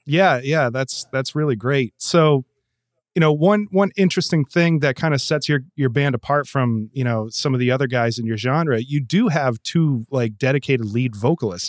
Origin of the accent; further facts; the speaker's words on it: Gardner, Massachusetts, United States; I grew up in Gardner, Massachusetts